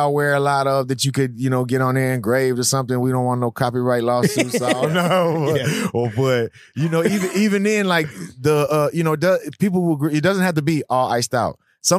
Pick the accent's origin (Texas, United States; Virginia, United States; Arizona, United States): Texas, United States; Houston; growing up in Houston